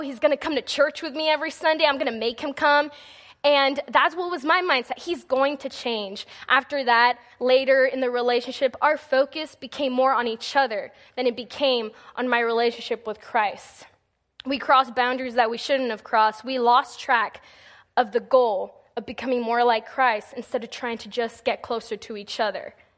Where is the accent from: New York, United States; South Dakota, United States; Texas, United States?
Texas, United States; moved away as an adult; now in Missouri, United States; my first semester in college up here in Missouri, because I'm from Texas